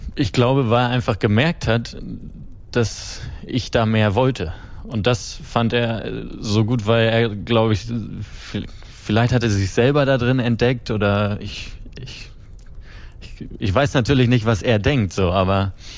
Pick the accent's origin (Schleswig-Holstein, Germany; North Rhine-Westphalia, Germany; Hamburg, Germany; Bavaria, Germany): Schleswig-Holstein, Germany; Kiel; ich komme ja aus dem Norden, aus mhm, Kiel. Mhm. Da bin ich groß geworden